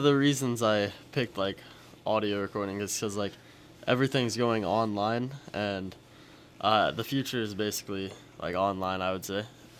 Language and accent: English; Cisne, Illinois, United States; I'm from Sisney. I'm a senior this year.